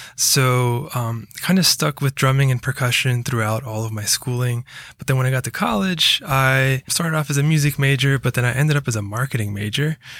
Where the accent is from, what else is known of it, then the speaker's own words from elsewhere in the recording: Rockville, Maryland, United States; moved away; also born or lived in Georgia; I mostly grew up around D C